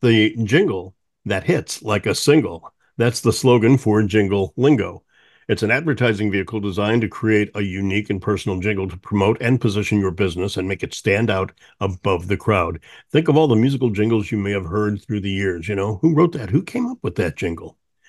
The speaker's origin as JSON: {"language": "English", "town": "St. Louis", "region": "Missouri", "country": "United States", "tie": "born or raised there", "said": "I grew up not far from you. I grew up in St. Louis"}